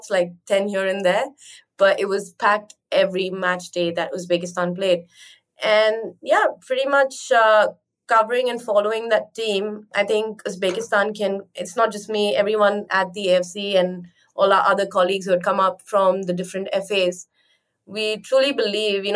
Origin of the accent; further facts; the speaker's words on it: India; being an Indian and living in India